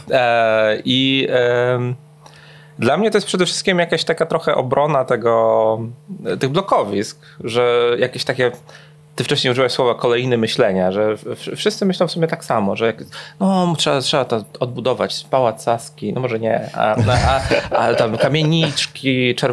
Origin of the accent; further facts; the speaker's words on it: Poland; Nie mogę być Polakiem. Oni nigdy, nigdy w swoim życiu nie spotkali nikogo w Warszawie, kto potrafi powiedzieć trzy słowa po rosyjsku.